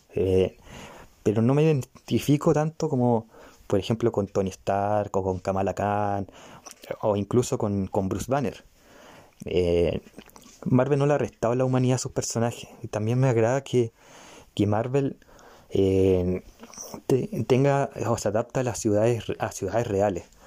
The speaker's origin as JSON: {"language": "Spanish", "country": "Chile", "said": "yo soy chileno"}